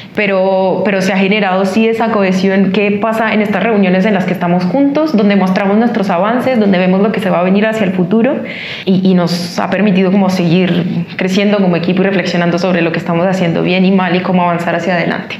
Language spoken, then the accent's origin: Spanish; Colombia; moved away as an adult; now in Chile; colombiana, ingeniera industrial. Llevo tres años en Chile.